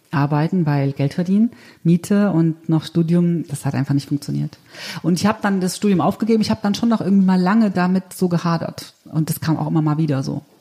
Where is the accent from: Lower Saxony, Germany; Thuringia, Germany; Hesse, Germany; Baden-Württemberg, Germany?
Thuringia, Germany; Okay, also ich bin in Ostthüringen aufgewachsen, also habe sozusagen die ganz normale DDR-Schule durchlaufen